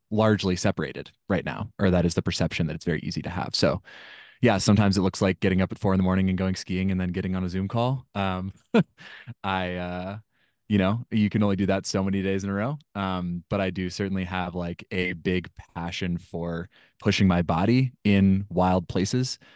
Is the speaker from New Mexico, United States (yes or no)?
no; Washington, United States; I grew up in Washington State and my family spent a lot of time camping